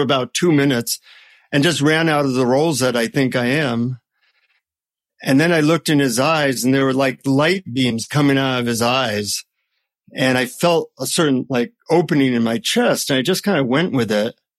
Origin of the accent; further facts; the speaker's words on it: United States; from the United States